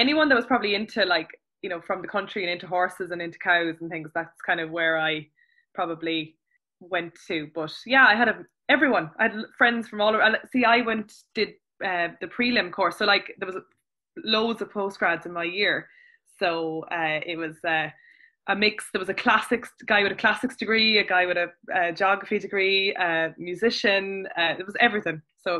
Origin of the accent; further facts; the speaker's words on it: Ireland; also born or lived in Nottingham; I was known as the Irish one.